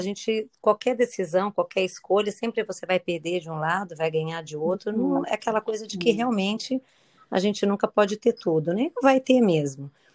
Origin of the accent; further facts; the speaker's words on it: Campinas, São Paulo, Brazil; moved away as an adult; also born or lived in Curitiba; now in Niterói, Brazil; Nasci em São Paulo, capital. E aí, pequena, nos mudamos para Campinas